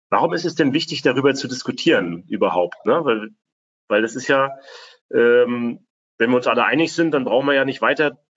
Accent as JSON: {"language": "German", "town": "Rostock", "region": "Mecklenburg-Vorpommern", "country": "Germany", "tie": "born or raised there", "said": "Unsere Heimatstadt Rostock oder meine Heimatstadt Rostock zum Beispiel"}